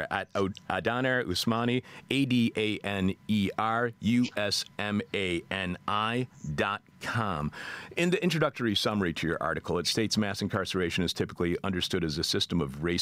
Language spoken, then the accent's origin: English; United Kingdom; now in Italy; I'm a Brit in Italy and have no idea if I can be of service to you